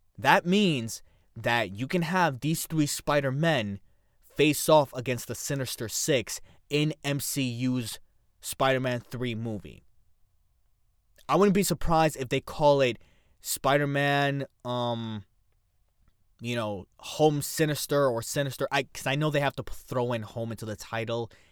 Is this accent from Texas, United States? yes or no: no; New York City, New York, United States; I'm from the Bronx